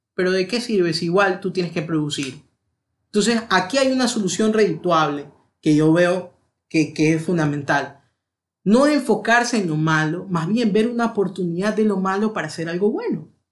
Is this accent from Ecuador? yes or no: yes; Ecuador; also born or lived in London, United Kingdom